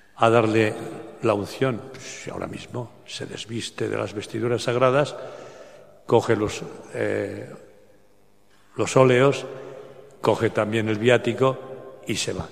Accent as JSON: {"language": "Spanish", "area": "bordering Catalonia", "region": "Aragon", "country": "Spain", "tie": "born or raised there", "moved": "yes", "lives_now": "Barcelona, Spain", "said": "allá en mi pueblo, de Aragón, limitando con Cataluña"}